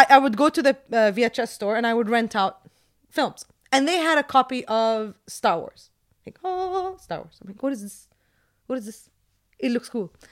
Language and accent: English; Jordan; This was the case when I was growing up in Jordan.